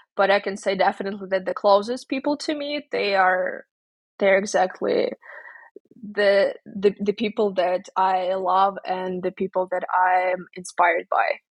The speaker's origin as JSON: {"language": "English", "country": "Ukraine", "tie": "born or raised there", "also_born_or_lived": "Kyiv, Ukraine / Indiana, United States", "moved": "as an adult", "lives_now": "Armenia", "said": "go back to my family, to my hometown"}